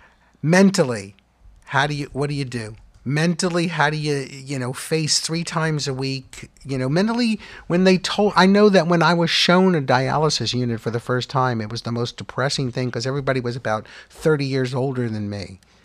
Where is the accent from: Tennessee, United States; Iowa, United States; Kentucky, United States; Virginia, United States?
Virginia, United States; Norfolk; I grew up in Norfolk, Virginia